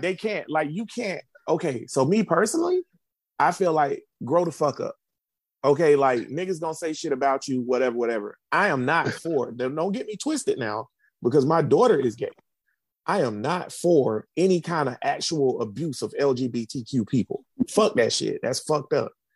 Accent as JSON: {"language": "English", "town": "Jacksonville", "region": "Florida", "country": "United States", "said": "I'm I'm from Jacksonville, and I'm I went to University of Florida"}